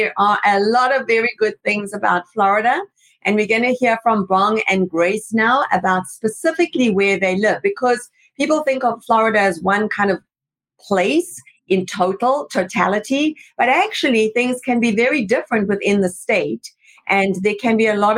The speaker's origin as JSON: {"language": "English", "town": "Durban", "region": "KwaZulu-Natal", "country": "South Africa", "said": "I come from South Africa, from Durban."}